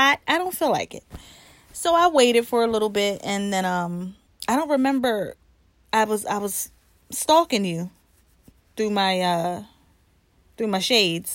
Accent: New Jersey, United States; now in Philadelphia, United States; I am from Jersey. Okay, I'm a Jersey girl

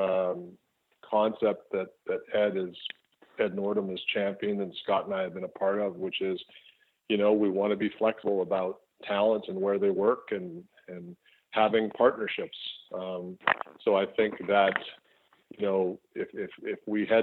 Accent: Winnipeg, Manitoba, Canada; in my hometown of Winnipeg

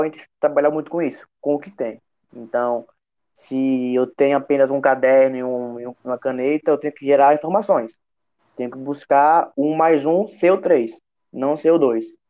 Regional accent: Sergipe, Brazil; como sergipano

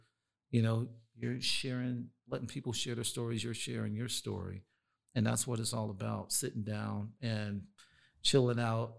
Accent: East Coast, United States; like, I'm from the East Coast, So I had to learn a different style of hip hop.

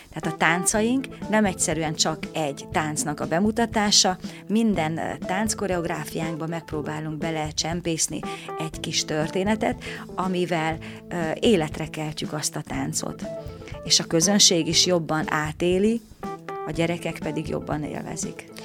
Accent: Sălard, Bihor County, Romania; moved away as an adult; also born or lived in Oradea, Romania; now in Săcueni, Romania; mert hat éves voltam, amikor Szalárdon, a ahonnan származom, elkezdtem én is táncot tanulni.

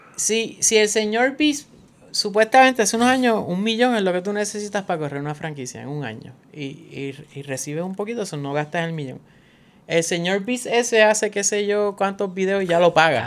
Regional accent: Puerto Rico; Nosotros somos un, territorio estadounidense que recibe menos dinero, pues un territorio oficial

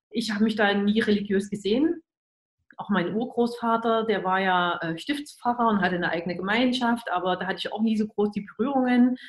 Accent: Germany; dass ich ja als Kind in der DDR, in die, zu DDR-Zeiten äh, aufgewachsen und groß geworden bin

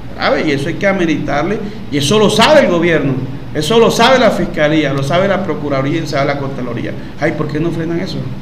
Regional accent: Wayuu, La Guajira, Colombia; now in Maicao, Colombia; soy guayú de Leirruco

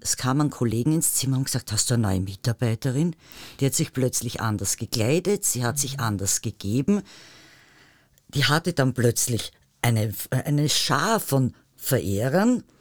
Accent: Tyrol, Austria; moved away; also born or lived in Vienna; Tirolerin mit Migrationshintergrund

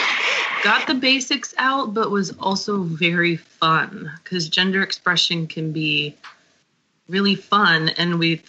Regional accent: California, United States; now in Houston, United States; I am currently in Houston. I was originally born in California

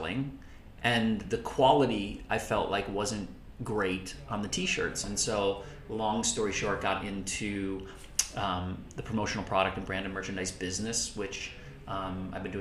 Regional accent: Minnesota, United States; moved away as an adult; also born or lived in Indiana / Los Angeles; I am from Minnesota, grew up in Minnesota, went to school in Indiana, and then moved out

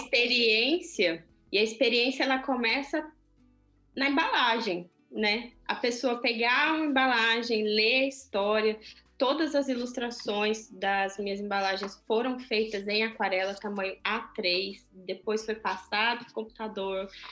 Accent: Brazil; now in Switzerland; na minha terra, né? No meu país

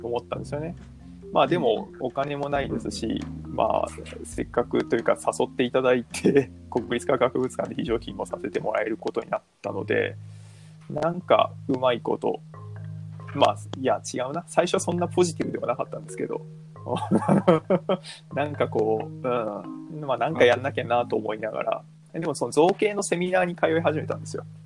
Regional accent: Fujisawa, Kanagawa, Japan; moved away as an adult; also born or lived in Fukui; もともと実家は東京なんですけど、藤沢

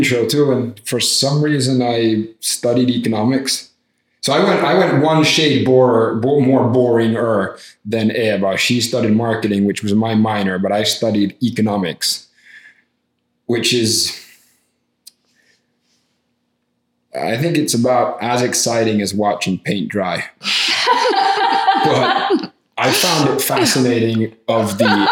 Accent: Finland; I'm from Finland and that's the happiest country in the world

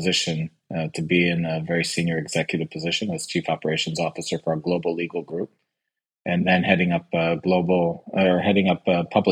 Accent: United States; now in Israel; I was born in the United States

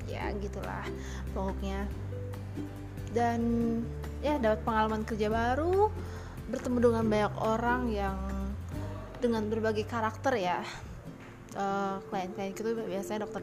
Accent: Banyumas, Central Java, Indonesia; aku asli Banyumas mama aku asli Banyumas and you know di Purwokerto sana di Banyumas sana di daerah ngapak-ngapak sana lah

